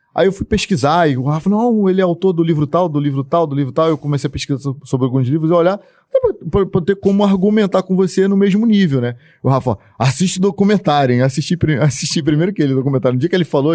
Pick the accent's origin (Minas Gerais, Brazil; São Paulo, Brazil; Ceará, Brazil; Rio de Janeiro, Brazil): Rio de Janeiro, Brazil; Duque de Caxias; eu não sou desse município, sou do, de, do município de Caxias